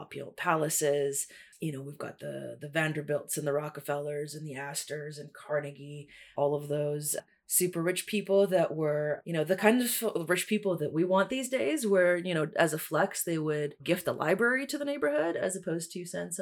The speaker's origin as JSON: {"language": "English", "town": "Toronto", "region": "Ontario", "country": "Canada", "tie": "born or raised there", "also_born_or_lived": "Russia", "said": "I am in Toronto, originally an immigrant kid from Russia, moved here in 97 and have lived in Toronto all of my life"}